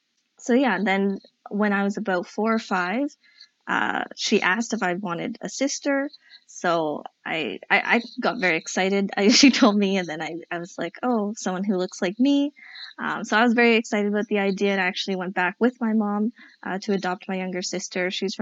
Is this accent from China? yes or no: yes; China; born there; I just knew that meant I was born in China and that I have black hair.